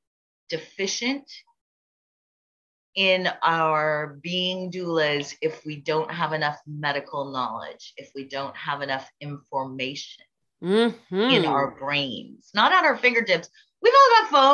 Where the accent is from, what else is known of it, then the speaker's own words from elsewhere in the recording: United States; moved away as an adult; also born or lived in California; now in Ireland; my being American